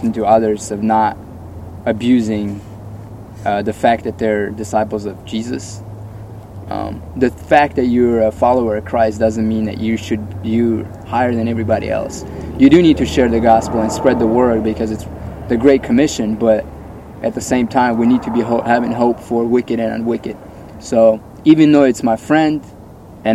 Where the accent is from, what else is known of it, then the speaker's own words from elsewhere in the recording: Russia; now in Santa Clarita, United States; I'm actually from Russia